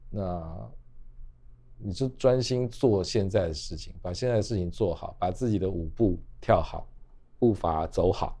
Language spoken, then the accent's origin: Chinese; Taipei, Taiwan; 我们台北人常去什么龟吼啊，嗯，伏击渔港啊